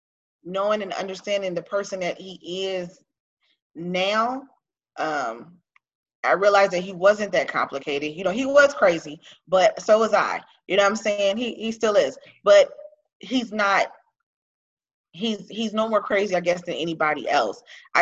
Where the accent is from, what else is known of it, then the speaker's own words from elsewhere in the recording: Los Angeles, California, United States; I'm from South Central Los Angeles, okay? I'm from the hood. So I'm definitely a product of my environment.